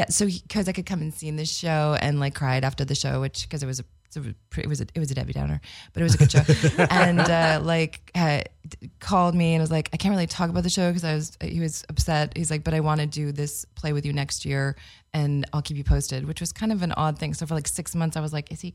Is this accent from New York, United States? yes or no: no; Los Angeles, California, United States; moved away as an adult; also born or lived in Santa Cruz / San Diego; Born and raised in Los Angeles. I actually grew up in the industry